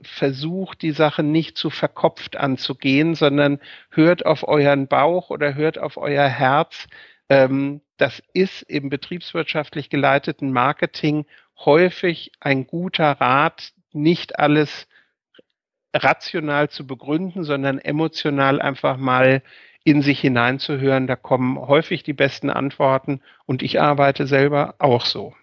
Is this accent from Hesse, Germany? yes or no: yes; Bad Homburg, Hesse, Germany; moved away as an adult; also born or lived in Mainz; now in Wiesbaden, Germany; ich habe meine, meine Kindheit in Bad Homburg verbracht